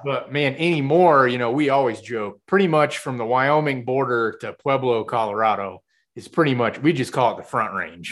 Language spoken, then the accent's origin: English; Kansas, United States; moved away; I'm from Kansas